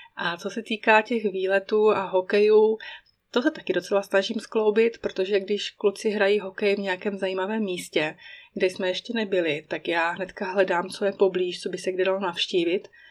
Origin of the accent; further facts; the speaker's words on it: Czechia; moved away as an adult; now in Emmental, Switzerland; můj rodný kraj, Bílé Karpaty